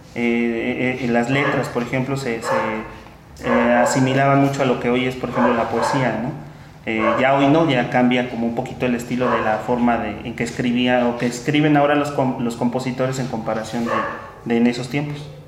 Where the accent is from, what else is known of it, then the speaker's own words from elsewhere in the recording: Teoloyucan, State of Mexico, Mexico; moved away; aquí de mi pueblo